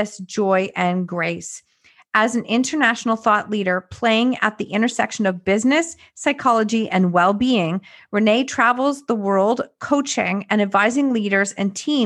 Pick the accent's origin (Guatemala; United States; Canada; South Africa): Canada; us Canadians who are here in the winter